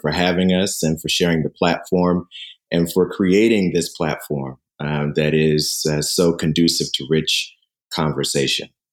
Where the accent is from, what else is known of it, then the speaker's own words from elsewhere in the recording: Dallas, Texas, United States; I grew up in, in Dallas, Texas